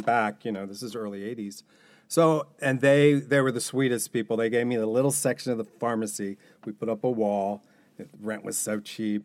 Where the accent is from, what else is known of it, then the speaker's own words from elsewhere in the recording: Newport, Kentucky, United States; as a kid growing up in Newport